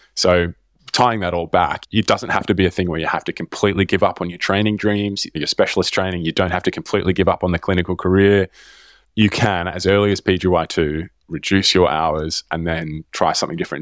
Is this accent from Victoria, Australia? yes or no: yes; Melbourne, Victoria, Australia; moved away; I grew up in Melbourne